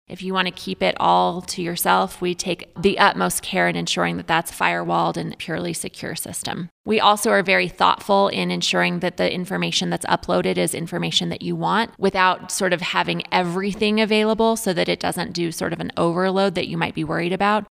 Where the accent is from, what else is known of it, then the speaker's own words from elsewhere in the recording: central New Mexico, United States; moved away as an adult; also born or lived in Denver, Colorado; now in San Luis Valley, United States; I grew up in a very small town in central New Mexico